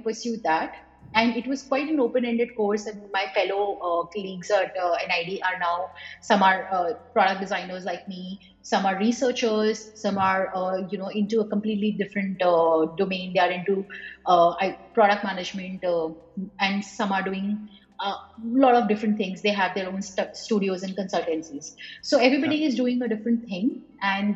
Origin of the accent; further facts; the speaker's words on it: Varanasi, Uttar Pradesh, India; moved away as an adult; now in Bangalore, India; back to my hometown. So I'm right now in Banaras